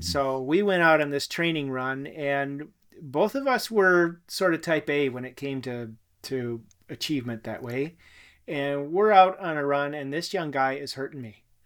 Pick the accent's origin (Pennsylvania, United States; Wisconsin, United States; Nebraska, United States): Wisconsin, United States; also born or lived in New Zealand; to come back to my home state of Wisconsin